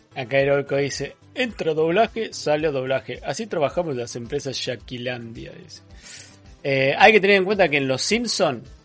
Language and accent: Spanish; Buenos Aires, Argentina; accent: porteño; somos más porteños que provincianos